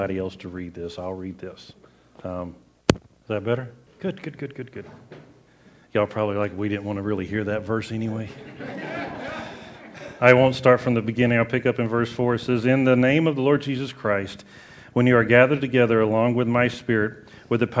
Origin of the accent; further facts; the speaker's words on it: the South, United States; I grew up in the South